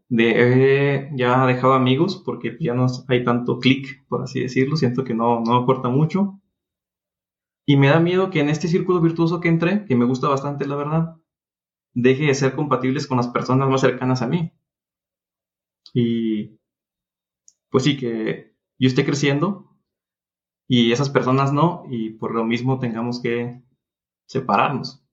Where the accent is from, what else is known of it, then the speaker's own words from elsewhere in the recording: Durango, Mexico; Estoy en Durango, soy de Durango